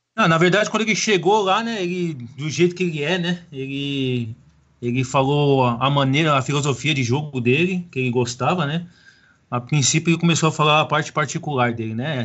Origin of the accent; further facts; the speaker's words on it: São Paulo, Brazil; now in Fortaleza, Brazil; todo mundo sabe que eu sou paulista, né? Mas moro em Fortaleza